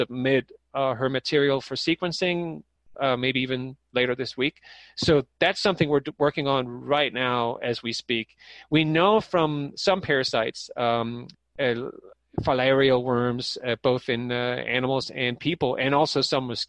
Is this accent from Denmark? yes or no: yes; Denmark; moved away; I'm from Denmark myself